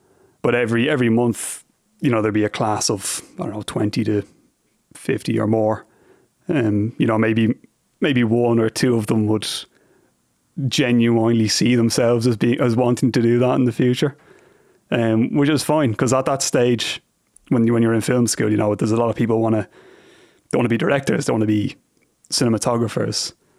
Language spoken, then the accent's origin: English; Ireland; now in United States; about working in the US for me is I find it quite easy to diffuse situations purely based on the novelty of being Irish.